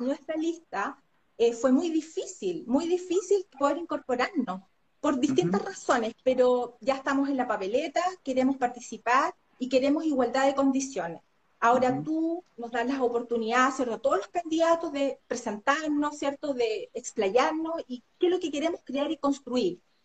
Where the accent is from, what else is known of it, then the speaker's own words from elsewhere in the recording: Santiago, Santiago Metropolitan Region, Chile; moved away as an adult; now in Aysén Region, Chile; Yo llegué en el año 2010 a la región de Aysén soy nacida y criada en Santiago